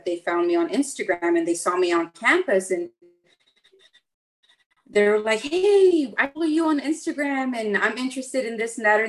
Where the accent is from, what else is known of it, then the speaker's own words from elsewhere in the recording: Texas, United States; here in my home state of Texas